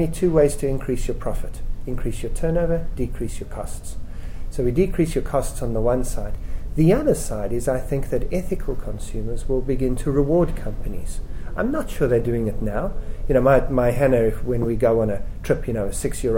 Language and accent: English; South Africa; I'm a South African, it may have been obvious from my accent. I'm 37 years old, I was born in 1970, right in the middle of apartheid. I spent my young years growing up in South Africa